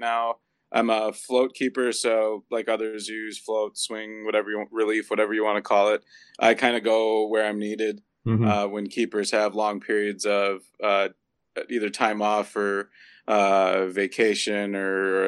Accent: St. Paul, Minnesota, United States; when I was a kid, like growing up in St. Paul

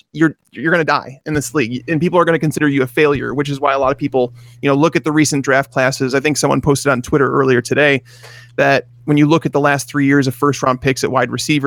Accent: Chicago, Illinois, United States; I'm from Chicago.

